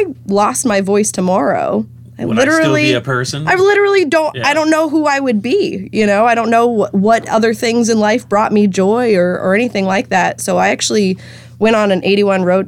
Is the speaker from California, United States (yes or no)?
no; Lakeville, Massachusetts, United States; moved away as an adult; also born or lived in Nashville, Tennessee; I'm originally from Lakeville